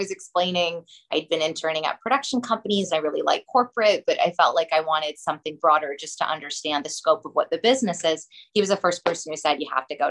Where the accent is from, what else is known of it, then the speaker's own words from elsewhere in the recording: Los Angeles, California, United States; I'm from Los Angeles. I'm 3/4 Iraqi, 1/4 Iranian, fully Jewish, first generation American